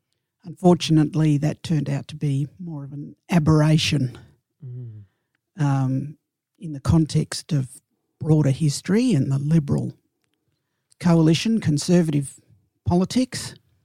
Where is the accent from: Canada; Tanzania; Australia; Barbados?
Australia; New South Wales; also born or lived in Snowy Mountains; So myself and my brother and sister were all born in New South Wales.